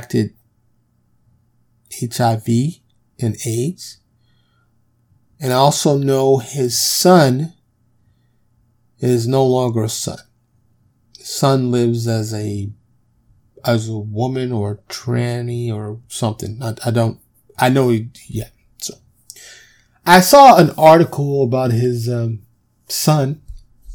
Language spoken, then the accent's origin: English; New York, United States; I grew up in New York